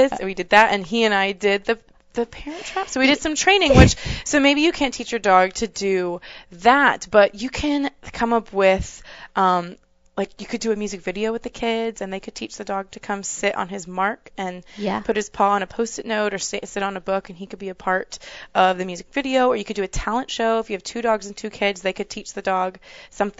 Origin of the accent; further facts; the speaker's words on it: Texas, United States; I'm from Texas.